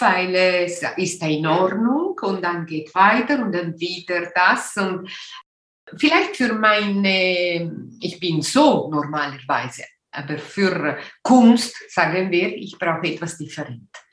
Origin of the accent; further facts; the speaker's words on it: Ticino, Switzerland; first language Italian; German is a second language; also born or lived in Göttingen / Winterthur; ich bin aus äh, Tessin, die italienische Teil äh, vom äh, Switzerland